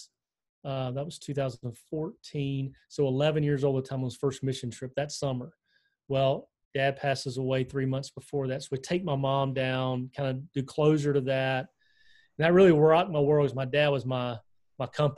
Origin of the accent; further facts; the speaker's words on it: Selma, Alabama, United States; moved away as an adult; also born or lived in Idaho / Aleutian Islands, Alaska / Washington, D.C.; I had honestly grown up in Alabama